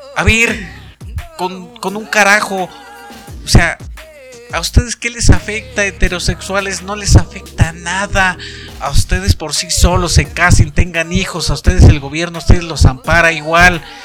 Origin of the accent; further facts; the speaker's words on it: Baja California, Mexico; soy de Baja California, soy baja California